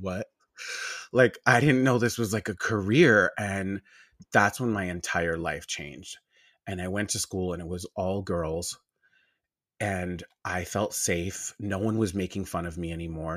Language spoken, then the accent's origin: English; Long Island, New York, United States; I'm from Long Island, New York